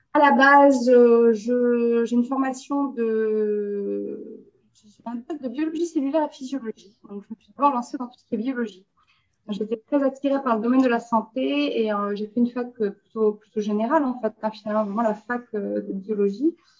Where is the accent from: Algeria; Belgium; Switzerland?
Belgium; also born or lived in France; je suis belge